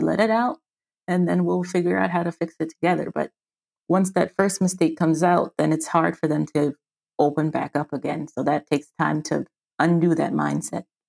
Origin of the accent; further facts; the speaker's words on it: Washington, District of Columbia, United States; moved away as an adult; now in Frankfurt, Germany; I'm an American. I'm from Washington, D C, on the East Coast, and I live in South, Southwest? Yeah, Southwestern Germany, in Frankfurt, Germany.